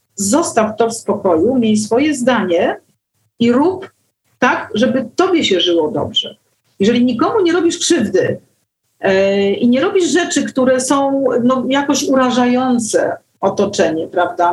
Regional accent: Warsaw, Masovian Voivodeship, Poland; Ja się urodziłam w Warszawie. Jestem warszawianką z iluś tam pokoleń do tyłu i po prostu miasto jest moim takim naturalnym środowiskiem

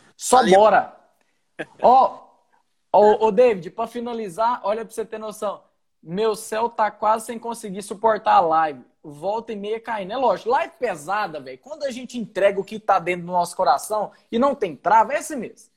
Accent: Goiás, Brazil; moved away as an adult; also born or lived in Rio Grande do Sul; eu sou de Goiás

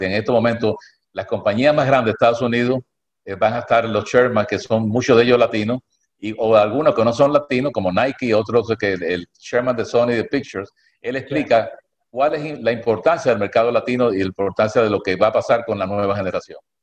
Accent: Cuba; now in United States; yo nací en Cuba

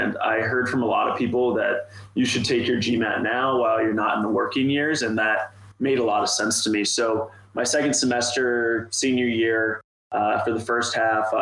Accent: Ohio, United States; a guy just born and raised in Ohio

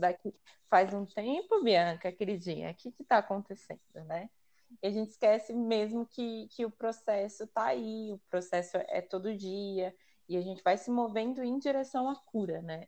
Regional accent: São Paulo, Brazil; eu sou daqui de São Paulo, zona noroeste de São Paulo, mais conhecido como Pirituba

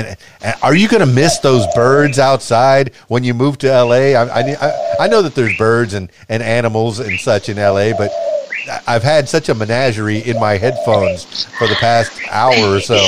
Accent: Miami, Florida, United States; You know, I come from Miami, a very diversified place.

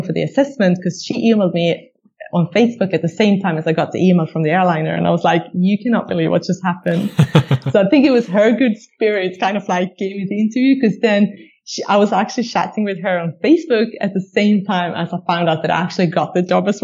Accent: Sweden; we're all from Sweden

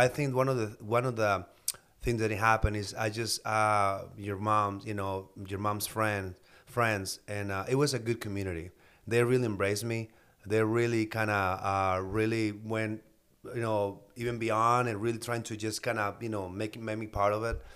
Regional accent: Mexicali, Baja California, Mexico; moved away as an adult; now in United States; I'm from Baja, Mexico, Mexicali. I moved to the States in two thousand two

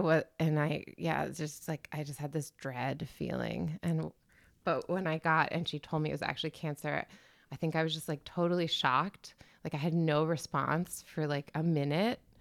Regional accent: Washington, District of Columbia, United States; moved away as an adult; now in Berlin, Germany; I'm from Washington, D C, originally

